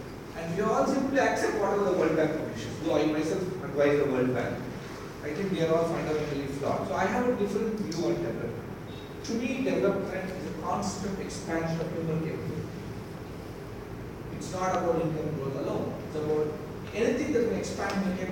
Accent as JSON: {"language": "English", "country": "India", "said": "I'm an Indian"}